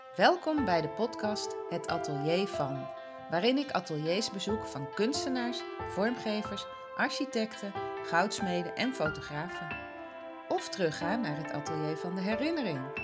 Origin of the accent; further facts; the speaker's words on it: 's-Hertogenbosch, North Brabant, Netherlands; Vandaag ben ik in Den Bos, mijn geboortestad